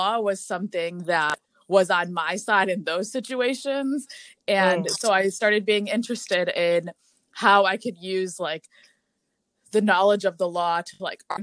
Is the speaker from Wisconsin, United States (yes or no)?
yes; Brookfield, Wisconsin, United States; moved away as an adult; also born or lived in Milwaukee, Wisconsin; now in Washington, D.C., United States; I am from Brookfield, Wisconsin, which is a suburb outside of Milwaukee.